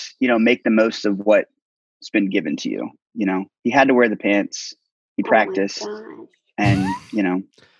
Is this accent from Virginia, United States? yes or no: yes; Virginia, United States; I'm from Virginia.